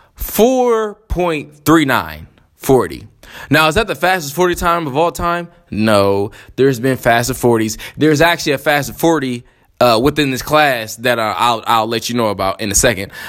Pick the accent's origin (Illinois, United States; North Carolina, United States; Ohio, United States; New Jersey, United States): Ohio, United States; Columbus; also born or lived in Texas; I am from Columbus, Ohio